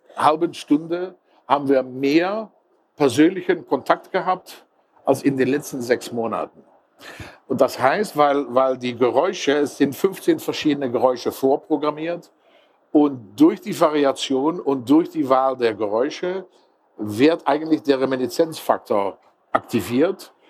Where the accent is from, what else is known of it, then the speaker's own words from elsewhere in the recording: Netherlands; Ich bin Holländer, Niederländer